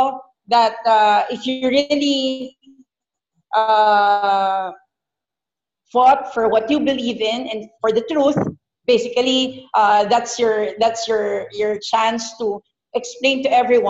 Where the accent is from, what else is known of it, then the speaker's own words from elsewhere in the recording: Philippines; moved away as an adult; also born or lived in Doha, Qatar; being a Filipina